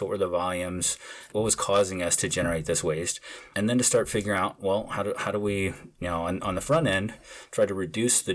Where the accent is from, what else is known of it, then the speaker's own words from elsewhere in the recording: St. Louis, Missouri, United States; I grew up in St. Louis, Missouri, you know, in the Midwest